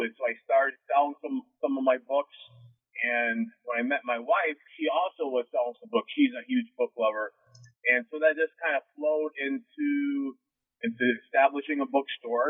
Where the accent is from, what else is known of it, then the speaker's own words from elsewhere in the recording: Wellsboro, Pennsylvania, United States; I'm from Wellsboro, Pennsylvania, which is home of the Pennsylvania Grand Canyon